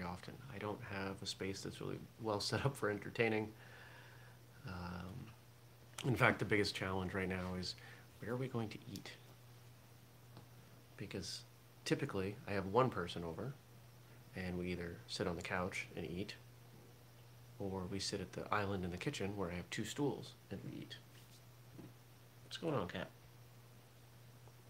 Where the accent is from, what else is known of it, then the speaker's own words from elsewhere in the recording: Maine, United States; I grew up in Maine